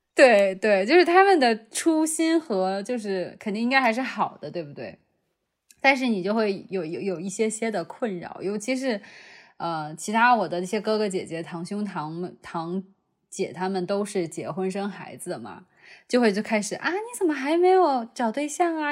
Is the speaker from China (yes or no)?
yes; China; moved away; also born or lived in United States; 我觉得我还是中国人，我只是去上学的